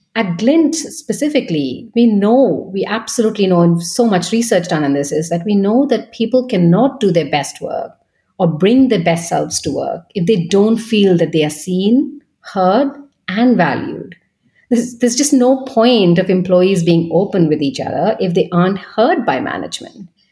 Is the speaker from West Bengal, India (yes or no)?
yes; Kolkata, West Bengal, India; moved away as an adult; also born or lived in Paris / Munich / Vienna; now in London, United Kingdom; I'm originally from India in Kolkata. Um, I was born and bred there